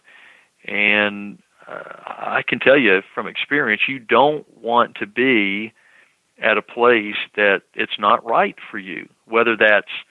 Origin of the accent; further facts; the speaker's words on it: Knoxville, Tennessee, United States; moved away; growing up in Knoxville in Tennessee, right next door to North Carolina